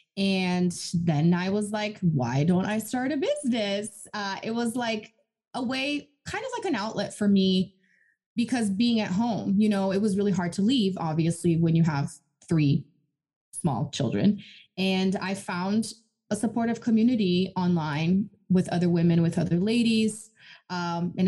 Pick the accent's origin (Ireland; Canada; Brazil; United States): Brazil; English is a second language; moved away; I'm originally from Brazil, born and raised.